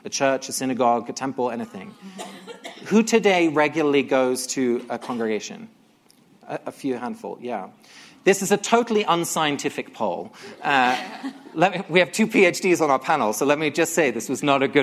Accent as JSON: {"language": "English", "region": "England", "country": "United Kingdom", "tie": "born or raised there", "said": "I grew up in England. Both my parents are Dutch"}